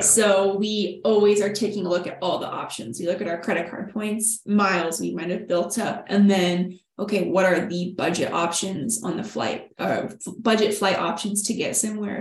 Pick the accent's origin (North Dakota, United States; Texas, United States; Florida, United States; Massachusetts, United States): Texas, United States; we are from Texas. We're from UT. We were living in Austin